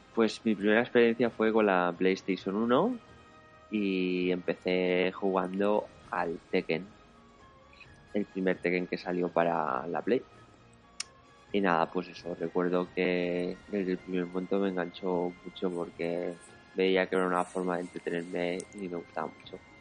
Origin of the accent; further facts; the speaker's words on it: Valencia, Valencian Community, Spain; Somos de Valencia los dos